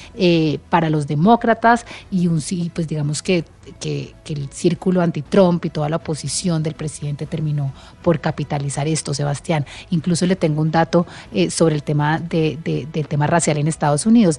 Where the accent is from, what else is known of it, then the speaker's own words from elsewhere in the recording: Colombia; como colombianos